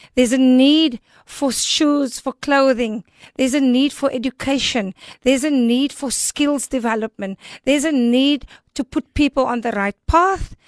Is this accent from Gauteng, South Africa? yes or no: no; Cape Town, Western Cape, South Africa; I've been born and raised in Elsis River